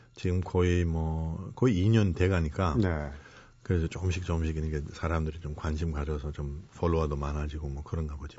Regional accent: Germany; now in Korea; 독일 한번 태어났잖아요

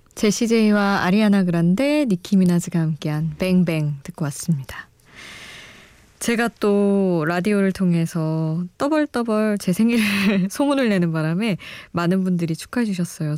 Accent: Daejeon, South Korea; now in Seoul, South Korea; 본가 대전에 있고

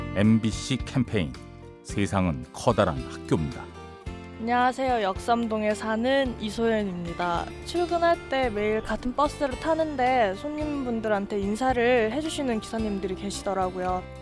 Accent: South Korea

